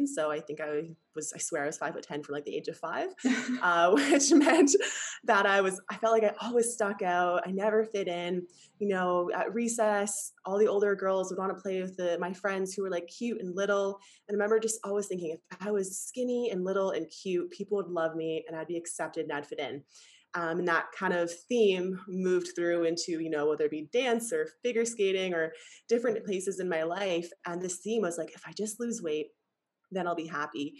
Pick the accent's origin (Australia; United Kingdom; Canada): Canada; now in Bali, Indonesia; I'm Canadian